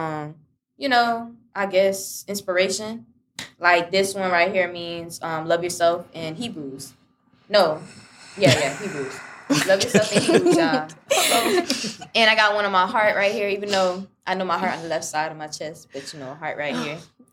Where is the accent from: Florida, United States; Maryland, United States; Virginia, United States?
Virginia, United States; I'm from down here, but I'm from Virginia